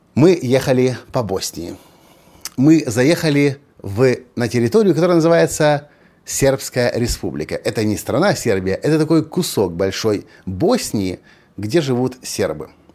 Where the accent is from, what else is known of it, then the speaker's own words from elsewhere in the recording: Ukraine; Я же ведь из Украины, из развитой страны